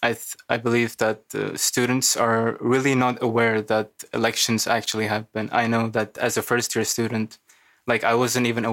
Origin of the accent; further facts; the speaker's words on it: Pakistan; now in Amsterdam, Netherlands; I'm from Pakistan